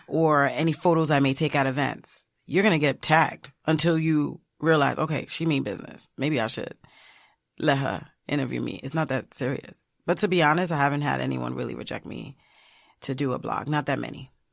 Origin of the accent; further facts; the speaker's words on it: United States; my parents are Haitian. So I'm Haitian American. I was born here.